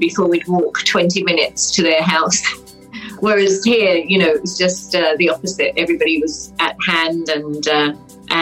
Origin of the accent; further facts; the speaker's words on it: London, United Kingdom; moved away as an adult; now in Moville, Ireland; I was born in Wimbledon in London. I grew up there. I grew up in the kind of Surrey, London border